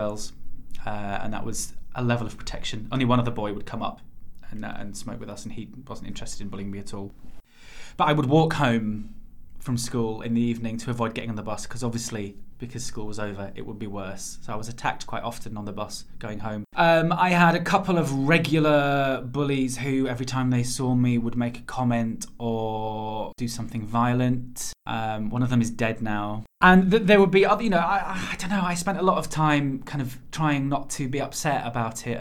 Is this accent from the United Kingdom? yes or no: yes; near Bradford, Yorkshire and the Humber, United Kingdom; moved away; the town I am from is just outside Bradford, and it is not that small